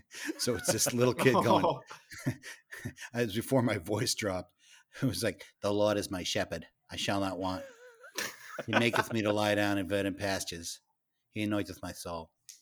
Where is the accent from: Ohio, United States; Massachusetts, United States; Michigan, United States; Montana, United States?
Massachusetts, United States; Worcester; accent: Worcester; I did train myself to get rid of my Worcester accent.